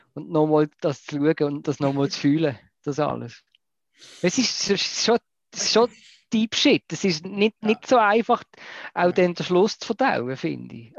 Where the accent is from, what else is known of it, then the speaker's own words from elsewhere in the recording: Basel, Basel-Stadt, Switzerland; ich als Basler wohne ja sehr, sehr noch am, am großen Kanton Deutschland.